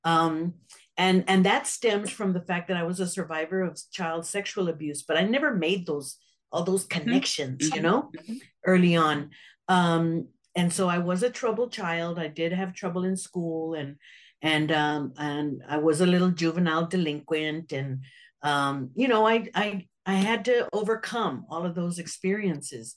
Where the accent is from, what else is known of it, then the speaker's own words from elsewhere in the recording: San Antonio, Texas, United States; I am born and raised in San Antonio, Texas. I never have lived anywhere else in my whole life